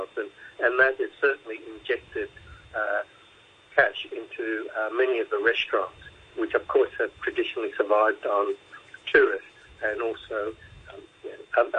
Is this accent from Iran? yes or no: no; Australia; accent: Aussie; now in Hong Kong; I'm an Aussie, so there's the Aussie accent in there